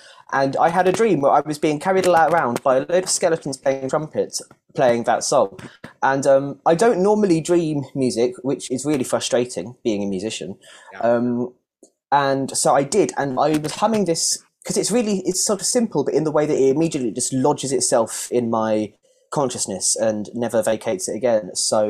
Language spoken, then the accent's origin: English; South East England, United Kingdom; I grew up just around London, but the edges were knocked off my accent over. I've lived down here for about 10 years now